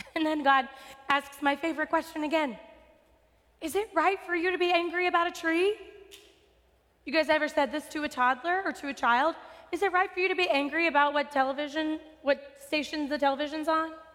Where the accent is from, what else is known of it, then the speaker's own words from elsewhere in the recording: West Texas, United States; I'm from West Texas. I know desert.